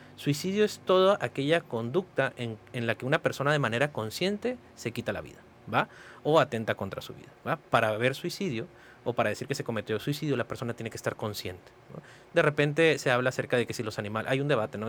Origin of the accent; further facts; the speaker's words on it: Mexicali, Baja California, Mexico; also born or lived in Palo Alto, California; yo soy este, nacido en Mexicali, Baja California, soy cachanilla 100%